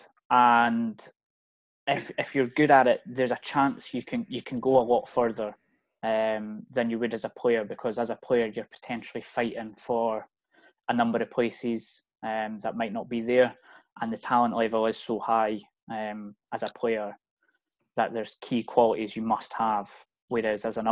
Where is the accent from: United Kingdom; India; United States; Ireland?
United Kingdom; Scotland; also born or lived in Wales; I was born in Wales actually, moved up to Scotland when I was about 5 or 6.